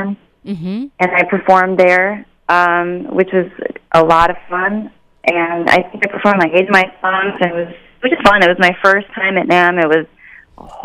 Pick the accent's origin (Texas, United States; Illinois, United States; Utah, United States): Illinois, United States; Chicago; also born or lived in Bucharest, Romania; I was born in Bucharest, Romania, and I came to Chicago, America, when I was 3 years old